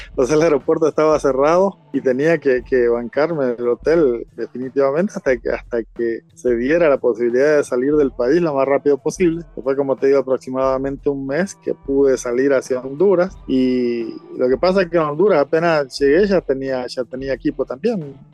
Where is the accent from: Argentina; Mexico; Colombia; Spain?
Argentina; now in El Salvador; lógicamente yo como, como argentino tengo que ser un embajador de mi país y tratar de, cultivar buenas costumbres y las amistades, ¿verdad?